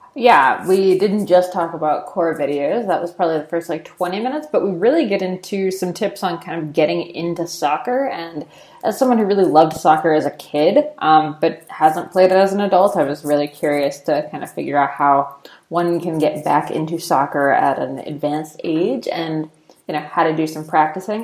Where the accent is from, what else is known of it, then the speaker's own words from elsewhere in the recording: United States; I'm American